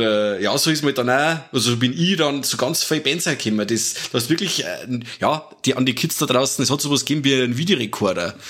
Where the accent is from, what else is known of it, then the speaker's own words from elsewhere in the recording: Germany; bei uns in Deutschland